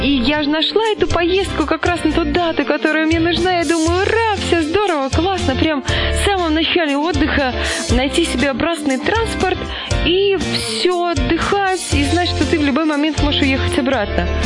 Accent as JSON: {"language": "Russian", "town": "Kaluga", "region": "Kaluga Oblast", "country": "Russia", "tie": "born or raised there", "said": "в котором я встретила друзей из Калуги, из родной Кирилл тебе Калуги."}